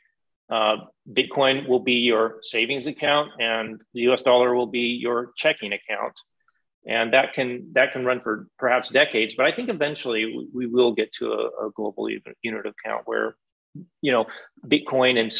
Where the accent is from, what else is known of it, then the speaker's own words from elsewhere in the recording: United States; I'm from the United States